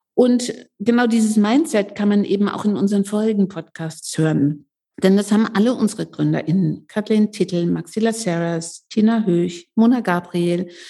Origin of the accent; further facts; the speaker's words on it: Leipzig, Saxony, Germany; Ich komme ja aus Leipzig